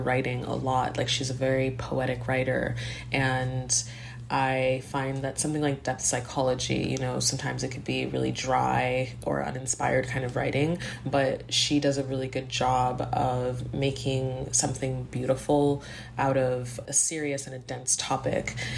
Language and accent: English; Montreal, Quebec, Canada; now in Toronto, Canada; I grew up in Montreal, and I live in Toronto now.